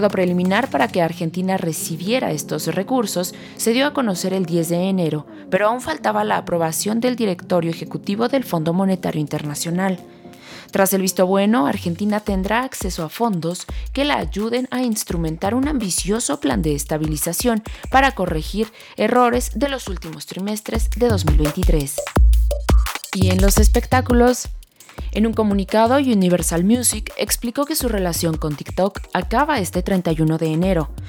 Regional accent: Mazatlán, Sinaloa, Mexico; No soy de aquí, soy de Mazatlán, pero esto venía uno y estaba hermoso

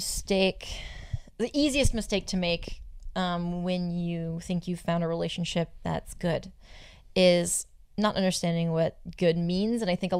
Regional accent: Southern California, United States; I'm from Southern California.

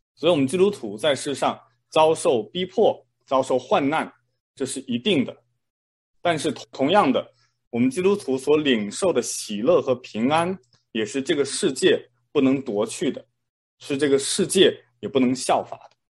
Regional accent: China; moved away; 我小时候在国内的时候呢

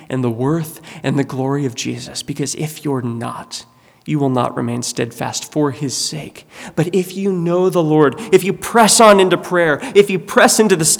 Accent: United States; American Christians

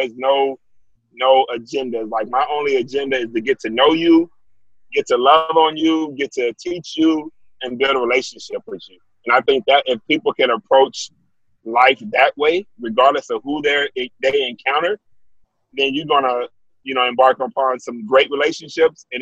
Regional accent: Wichita Falls, Texas, United States; Yeah, I'm from Wichita Falls.

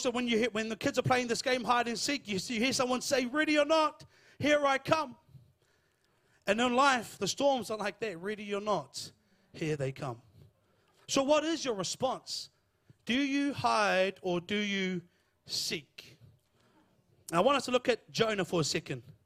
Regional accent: Lower Hutt, Wellington, New Zealand; I'm from Lower Hutt

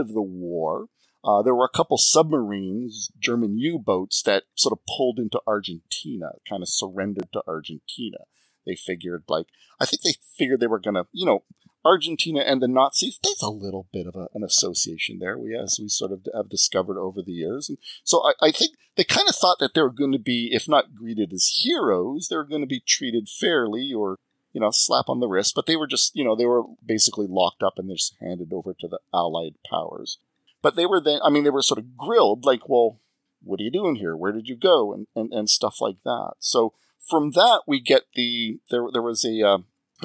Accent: Canada; I'm Canadian

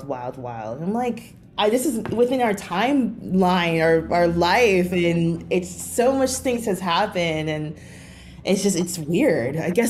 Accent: New York City, New York, United States; I lived there till I was 27. So I grew up in Brooklyn. I went to lower middle school, high school, college in Brooklyn, in northern Brooklyn, did not leave.

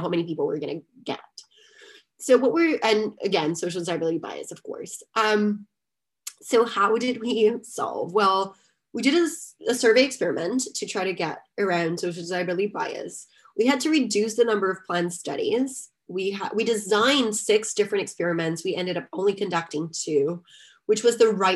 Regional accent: Salvador, Bahia, Brazil; moved away; Esporte Clube Bahia, which just happens to be one of the major teams in my hometown

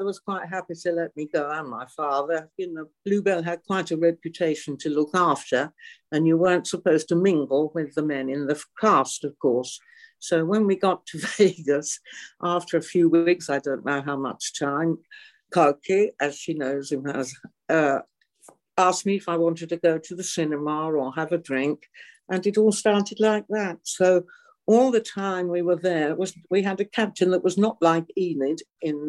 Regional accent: England, United Kingdom; moved away as an adult; also born or lived in Normandy, France; now in France; I was tiddling around at the age of three, like most little English girls

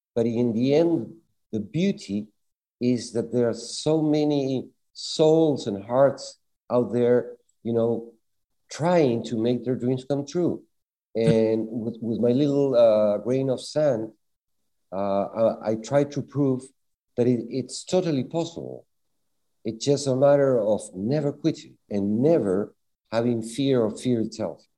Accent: Lima, Peru; now in Tenerife, Spain; I was born in Lima, Peru, in Latin America

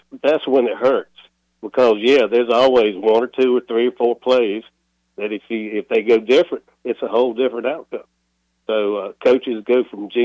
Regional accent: Georgia, United States; now in Wilmington, United States; I'm in Wilmington now, but I'm from Georgia.

